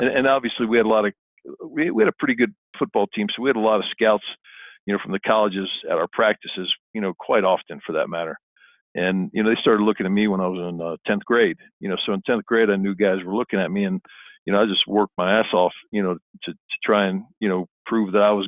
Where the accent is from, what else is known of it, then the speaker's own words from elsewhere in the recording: Miami, Florida, United States; I grew up in South Florida, went to a Killian High School in Miami